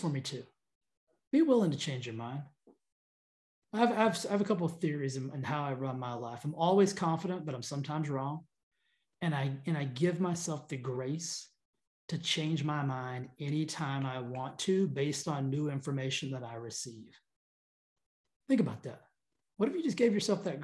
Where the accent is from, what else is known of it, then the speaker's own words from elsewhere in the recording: United States; We're American